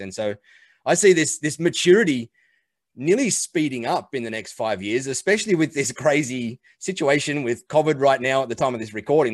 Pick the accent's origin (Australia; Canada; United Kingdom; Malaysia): Australia; I'm an Aussie. I live out here in Australia on the beach